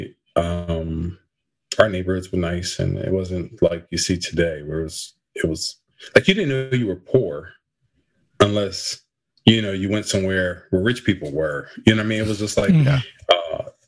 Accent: Camden, New Jersey, United States; So I grew up in Camden, New Jersey.

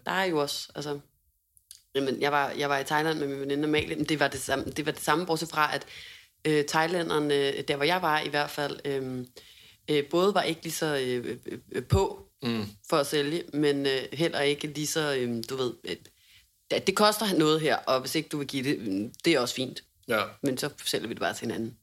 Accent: Hundested, Capital Region of Denmark, Denmark; born or raised there

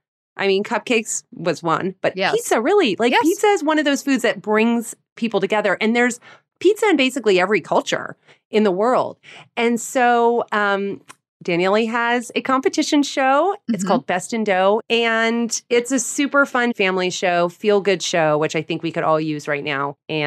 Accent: New York City, New York, United States; You know, as a New Yorker, Allie, like LA pizza was like a laughingstock.

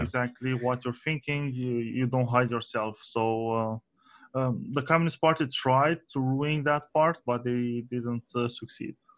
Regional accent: Romania

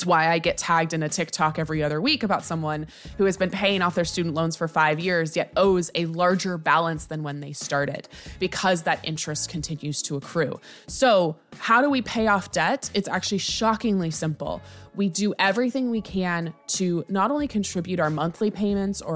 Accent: United States; I'm American

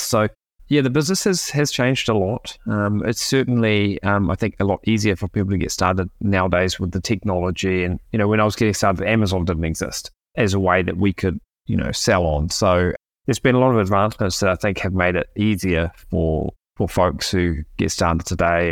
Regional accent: New Zealand; moved away as an adult; now in Argentina; I'm from New Zealand originally.

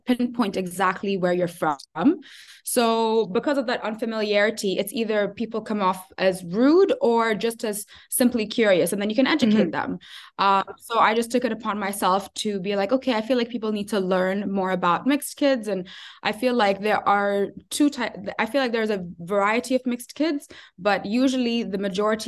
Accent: Ajman, United Arab Emirates; also born or lived in Sharjah; now in Abu Dhabi, United Arab Emirates; I grew up in Ajman. I studied in Sharjah

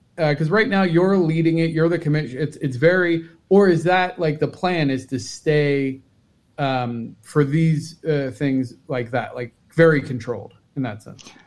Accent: Cincinnati, Ohio, United States; I'm from Cincinnati.

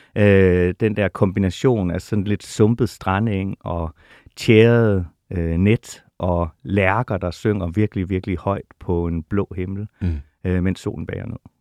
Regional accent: Holstebro, Central Denmark Region, Denmark; moved away; also born or lived in Jegindø; Limfjords-egnene er min barndoms land

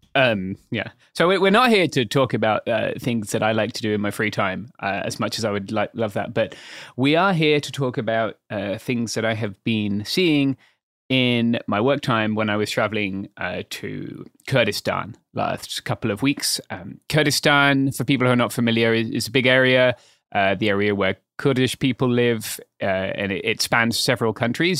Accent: England, United Kingdom; as a Englishman

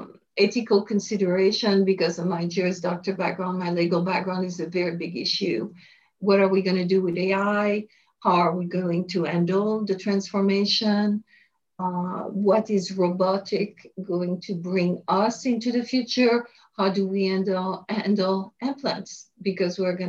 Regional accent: France; moved away as an adult; also born or lived in Paris, France / Montreal, Canada; now in United States; I was born in France, and I studied in Paris for a while.

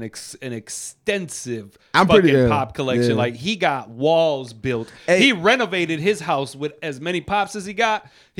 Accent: Puerto Rico; moved away; growing up in Puerto Rico

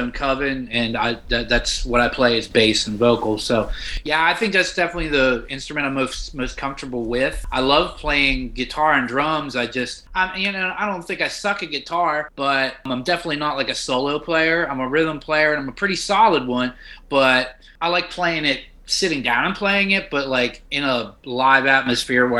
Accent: Wheeling, West Virginia, United States; I'm from West Virginia, born and raised in the northern panhandle of West Virginia

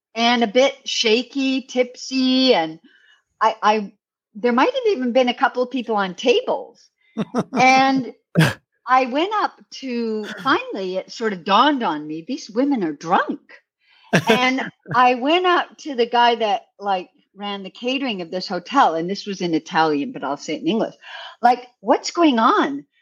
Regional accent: Canada; now in New York City, United States; I am Canadian, but I live in New York City

